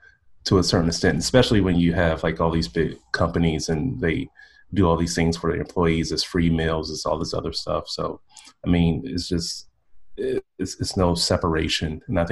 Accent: Midwest, United States; And plus I come from a working class background, so I don't think I'm West Coast fancy. I'm from the Midwest.

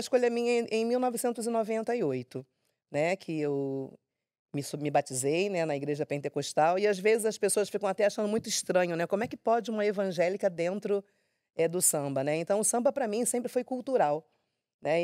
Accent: Rio de Janeiro, Brazil; Eu nasci no Rio de Janeiro mesmo, acredito que na Zona Norte

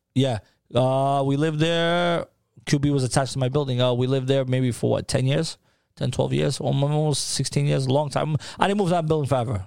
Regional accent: New York City, New York, United States; also born or lived in Peja, Kosovo; now in Tampa, United States; I grew up in Harlem

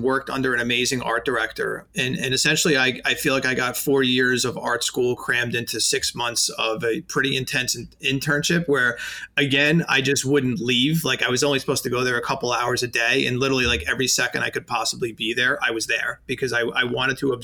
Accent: New York City, New York, United States; accent: New York; I knocked on every sign company door in Staten Island

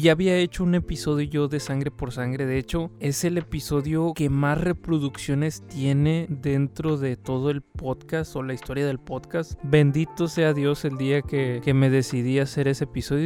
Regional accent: Mexico; aquí en México no, no somos chicanos, pero sí ser latinos

